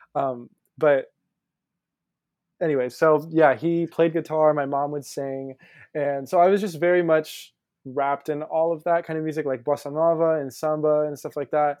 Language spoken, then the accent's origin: English; Pensacola, Florida, United States; moved away as an adult; now in New York City, United States; I grew up in Pensacola, Florida, but my parents are both teachers and they're both Brazilian